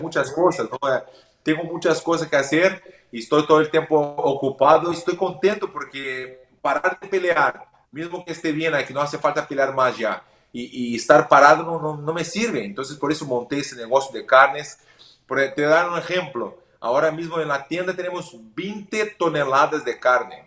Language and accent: Spanish; Porto Alegre, Rio Grande do Sul, Brazil; Spanish is a second language; yo soy del sur de Brasil, de Porto Alegre. Hay mucha tradición de la carne. Soy gaucho, ¿no? Yo soy gaucho. Entonces hay la tradición desde pequeño.